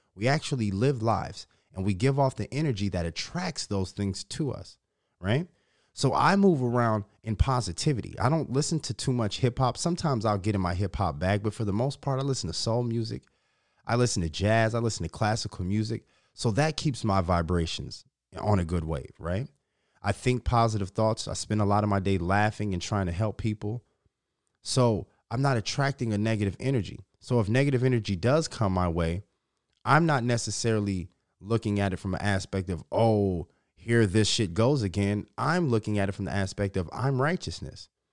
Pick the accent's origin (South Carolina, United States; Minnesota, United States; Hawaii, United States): Minnesota, United States; Minnesota, my home state